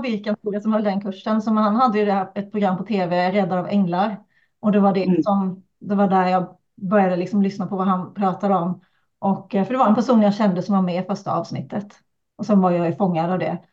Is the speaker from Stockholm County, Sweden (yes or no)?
no; Kalmar County, Sweden; accent: Öland dialect (drops R's); now in Uppsala, Sweden; jag kommer från Öland